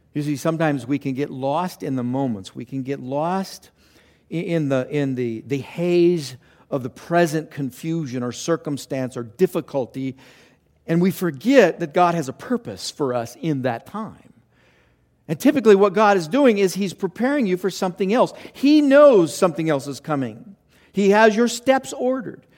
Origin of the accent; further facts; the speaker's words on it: Los Angeles, California, United States; I grew up in Los Angeles